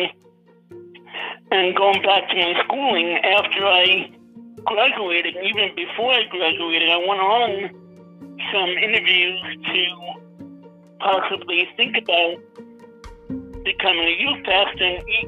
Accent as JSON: {"language": "English", "town": "New York City", "region": "New York", "country": "United States", "tie": "born or raised there", "said": "I was born and raised in, Jamaica, New York. And I was raised in, for most of my life, I was raised in Queens, New York, in Richmond Hill"}